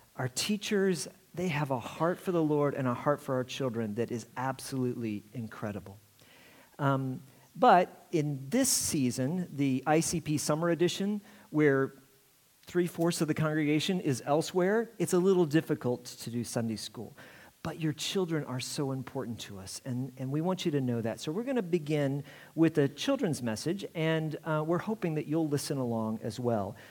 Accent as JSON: {"language": "English", "region": "Indiana", "country": "United States", "said": "I'm from Indiana"}